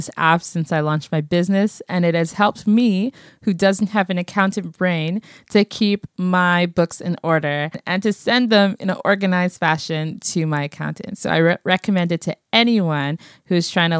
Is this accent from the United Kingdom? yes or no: no; Nigeria; now in Canada; I am African Canadian, and specifically, I was born in Nigeria.